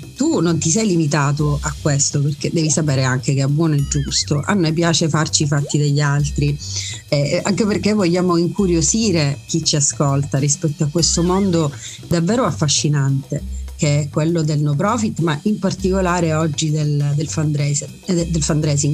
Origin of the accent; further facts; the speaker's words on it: Messina, Sicily, Italy; sono messinese